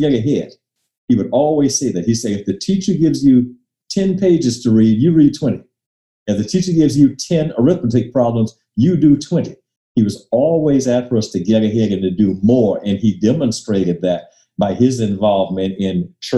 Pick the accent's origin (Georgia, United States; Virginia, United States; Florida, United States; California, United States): Florida, United States; Miami; also born or lived in Coral Gables, Florida / Tallahassee, Florida; I was born in Miami. Miami, Florida is where my family lived, and actually attended segregated schools up through ninth grade